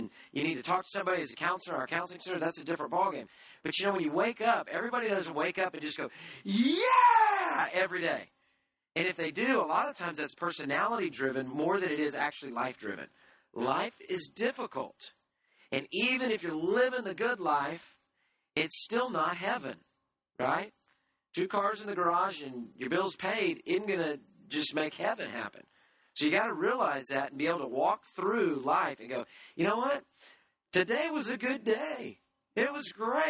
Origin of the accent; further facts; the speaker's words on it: United States; I'm an American